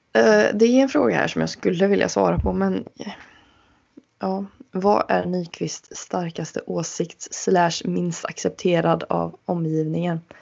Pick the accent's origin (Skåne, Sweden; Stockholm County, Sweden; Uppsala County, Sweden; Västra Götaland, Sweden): Västra Götaland, Sweden; Uddevalla; Min hemstad Uddevalla